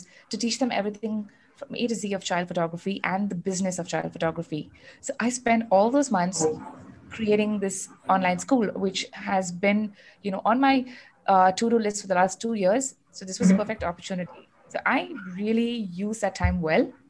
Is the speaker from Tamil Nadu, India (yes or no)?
yes; Chennai, Tamil Nadu, India; moved away as an adult; now in Bangalore, India; I was born and raised in Chennai, but I moved to Bangalore about 11 years ago.